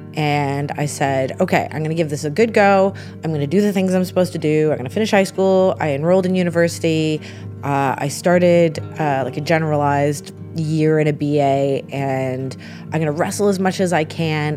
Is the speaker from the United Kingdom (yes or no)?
no; Canada; being Canadian